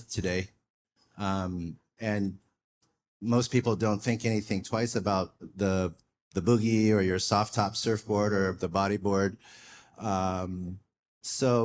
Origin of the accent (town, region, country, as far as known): Del Mar, California, United States; born or raised there; also born or lived in Saigon, Vietnam / New York